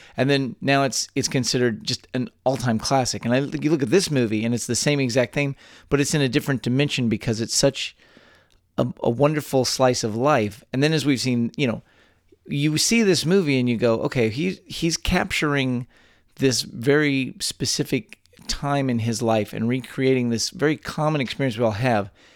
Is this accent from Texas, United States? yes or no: yes; Texas, United States; born or raised there